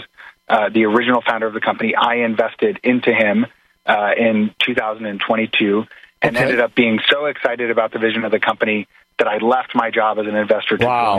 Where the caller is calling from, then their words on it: Brooklyn, New York, United States; I'm calling in from New York in the Navy Yard here in Brooklyn.